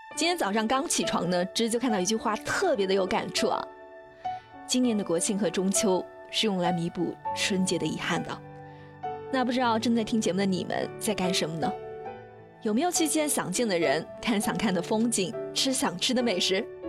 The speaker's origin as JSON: {"language": "Chinese", "country": "China", "said": "我们中国人也总是这样，越是困难时刻，越是团结一心"}